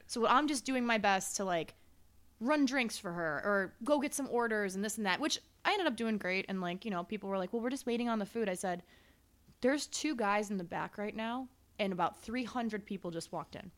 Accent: Chicago, Illinois, United States; also born or lived in Las Vegas; I'm from Chicago

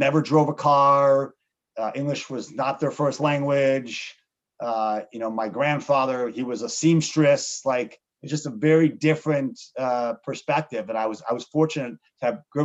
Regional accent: Chicago, Illinois, United States; also born or lived in Montreal, Canada; I grew up in Chicago, outside the city.

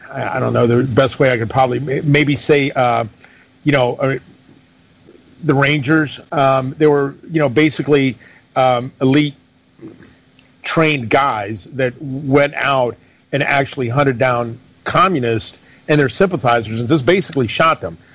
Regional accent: Greece; born there; moved away; I was born in Greece, and we came over here. My dad and I came over here under the junta.

